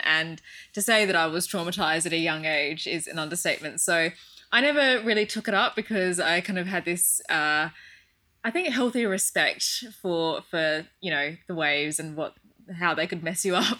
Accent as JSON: {"language": "English", "country": "Australia", "also_born_or_lived": "United Kingdom", "moved": "as an adult", "said": "I'm from Australia"}